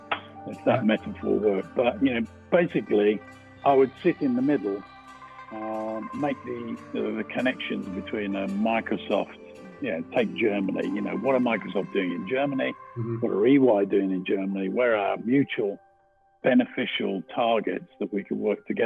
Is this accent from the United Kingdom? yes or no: yes; Birmingham, West Midlands, United Kingdom; accent: slight twang; I'm from Birmingham, so there's a slight twang to it